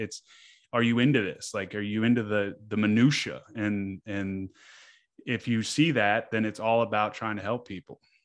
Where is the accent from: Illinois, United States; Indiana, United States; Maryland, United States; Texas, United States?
Maryland, United States; Annapolis; now in Baltimore, United States; I grew up in Annapolis, but I've been here s, for over ten years now.